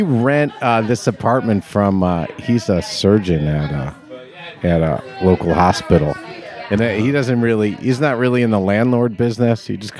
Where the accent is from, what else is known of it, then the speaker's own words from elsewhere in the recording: New Jersey, United States; also born or lived in Chicago / New York; I was born in Chicago and then spent most of my life in New York. So Chicago, then went to high school and college in New Jersey outside New York.